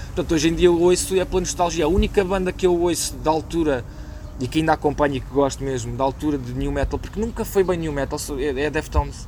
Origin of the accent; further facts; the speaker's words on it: Loures, Lisbon, Portugal; also born or lived in Príncipe Real, Lisbon; eu sou da Portela. Um, portanto, a vida de bairro eu conheço bem